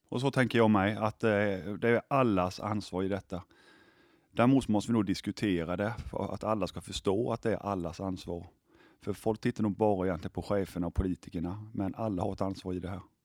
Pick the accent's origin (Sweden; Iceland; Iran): Sweden; vi svenskar